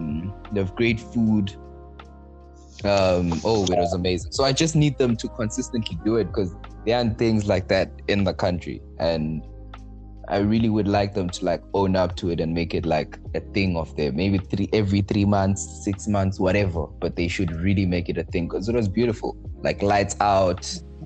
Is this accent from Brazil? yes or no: no; Manzini, Eswatini; I am from Manzini